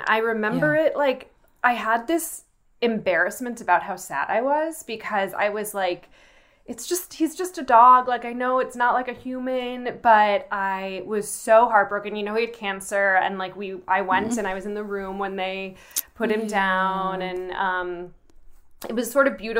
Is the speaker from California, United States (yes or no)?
no; New York, United States; To New York. I grew up outside